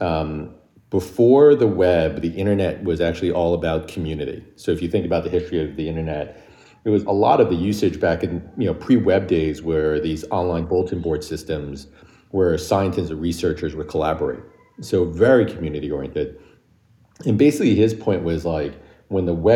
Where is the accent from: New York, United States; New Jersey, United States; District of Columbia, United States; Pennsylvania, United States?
New York, United States; also born or lived in Michigan; I was born and raised in New York